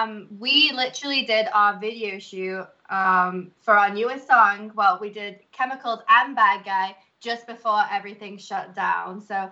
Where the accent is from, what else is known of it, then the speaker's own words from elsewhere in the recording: Liverpool, North West England, United Kingdom; moved away as an adult; now in Detroit, United States; I'm originally from the UK. So I'm originally from Liverpool. So I moved here about 4 or 5 years ago now.